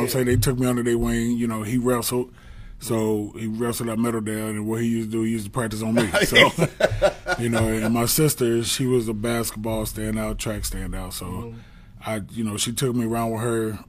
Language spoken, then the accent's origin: English; Dayton, Ohio, United States; I grew up here in Dayton, over there by, you know, John Will Park, over there off of Denlinger, in the Free Park area